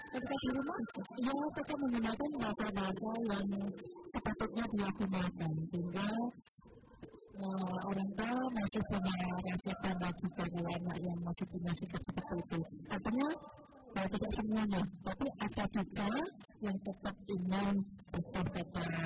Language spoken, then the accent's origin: Indonesian; Java, Indonesia; first language Javanese; Indonesian is a second language; saya asli orang Jawa, sehingga bahasa ibu saya ya bahasa Jawa.